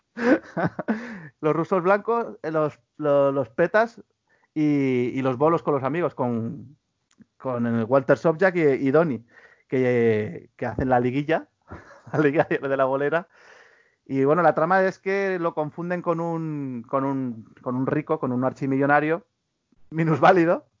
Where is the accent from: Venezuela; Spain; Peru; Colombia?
Spain